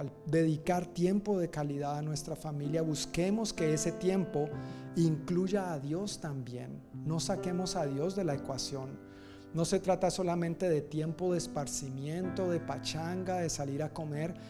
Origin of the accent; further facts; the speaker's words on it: Colombia; moved away as an adult; also born or lived in Dominican Republic; yo salí de Colombia para la República Dominicana